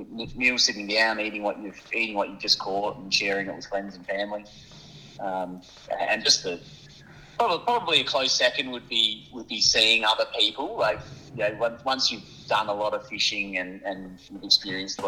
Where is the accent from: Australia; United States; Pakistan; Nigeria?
Australia; Adelaide foothills, South Australia; I grew up in the Adelaide foothills